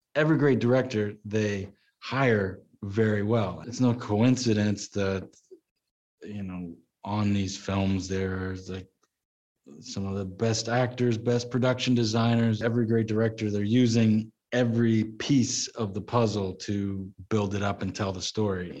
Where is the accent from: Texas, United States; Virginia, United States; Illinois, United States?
Texas, United States; growing up in Texas my dad uh, you know roped and rode horses